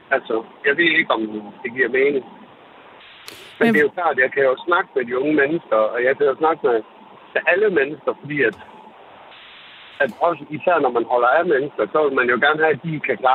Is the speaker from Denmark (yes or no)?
no; Brazil; jeg er fra Brasilien